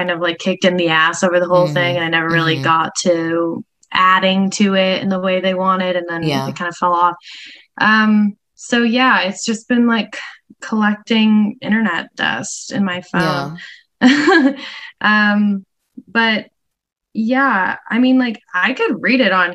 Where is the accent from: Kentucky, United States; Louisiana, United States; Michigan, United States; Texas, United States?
Michigan, United States; Grand Rapids; moved away as an adult; now in Los Angeles, United States; my hometown of Grand Rapids, Michigan, when I was a 19-year-old college student.